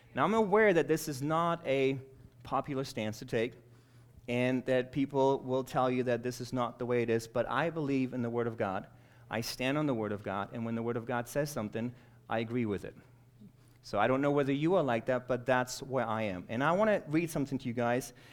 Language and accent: English; Germany; now in United States; I was born and raised in Germany